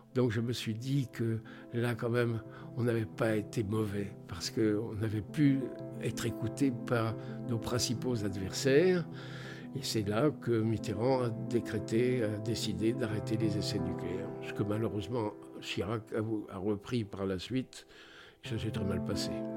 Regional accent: France; Je suis français

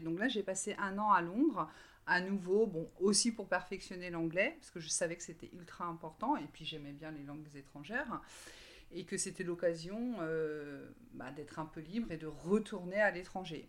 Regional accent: Brittany, France; j'ai 48 euh, ans et je viens de Bretagne.

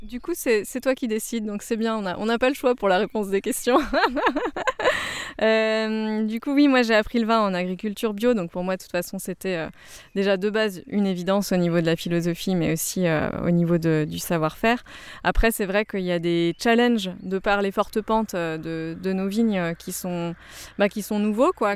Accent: Alsace, Grand Est, France; moved away; also born or lived in Rhône-Alpes; je suis alsacienne d'origine mais pas du tout issue de famille viticole

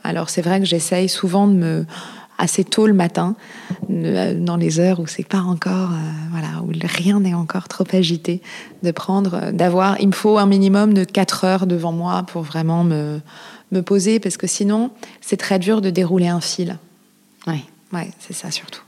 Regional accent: Paris, Île-de-France, France; also born or lived in Marseille / Cap Ferret; J'ai grandi à Paris, je suis née à Paris

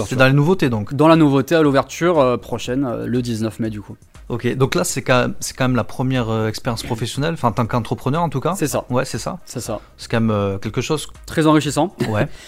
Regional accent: Lebanon; Alors il y a la touche libanaise qui va arriver parce que oui, je suis libanais

